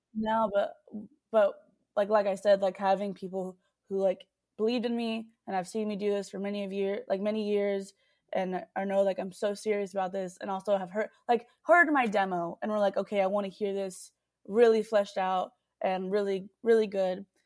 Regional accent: Texas, United States; I love that I was born here.

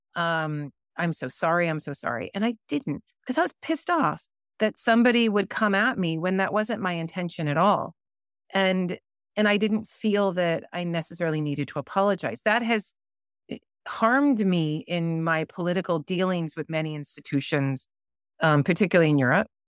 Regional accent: United States; I'm American

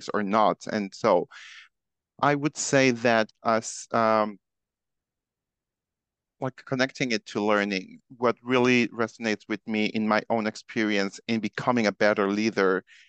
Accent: Mexico; I am originally from Mexico

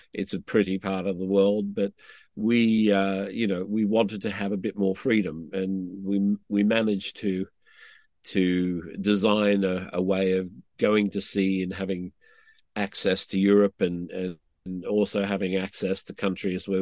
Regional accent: Australia; I'm an Australian

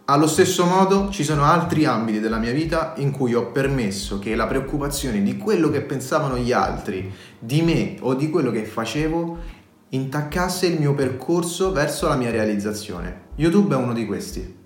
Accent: Rome, Lazio, Italy; sono un romano

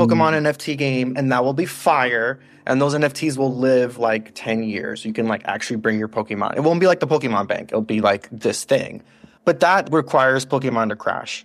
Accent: United States; we're so American

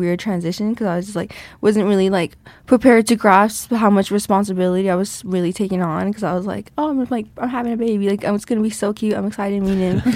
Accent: St. Ignatius, Montana, United States; also born or lived in Missoula, Montana; I'm from Flathead Reservation, um, Saint Ignatius, like, outside of Saint Ignatius. Like, that's where I grew up

